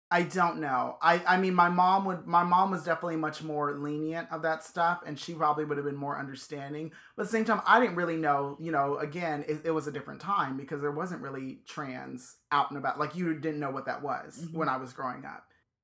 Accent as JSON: {"language": "English", "region": "Virginia", "country": "United States", "tie": "born or raised there", "lives_now": "California, United States", "said": "One, we're in California. I mean, I grew up in Virginia"}